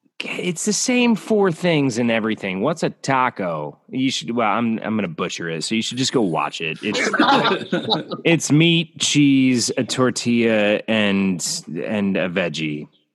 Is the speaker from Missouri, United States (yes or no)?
yes; St. Louis, Missouri, United States; I'm from the Lou.